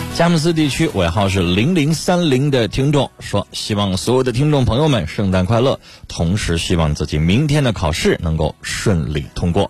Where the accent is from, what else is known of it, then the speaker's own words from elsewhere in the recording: China; 我们中国人